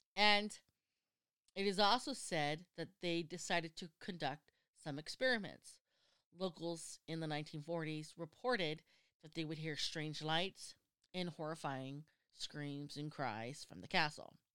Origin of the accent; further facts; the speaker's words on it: United States; I'm American